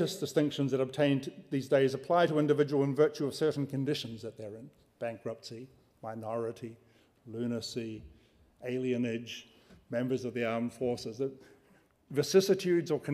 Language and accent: English; New Zealand; now in United States; I'm a New Zealander here under a temporary visa and living in the United States under a green card